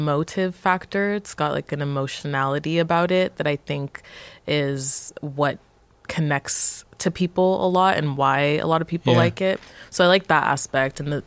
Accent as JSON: {"language": "English", "town": "Montreal", "region": "Quebec", "country": "Canada", "tie": "born or raised there", "also_born_or_lived": "Nigeria", "said": "I would consider myself like a Montrealer and Montreal is my hometown"}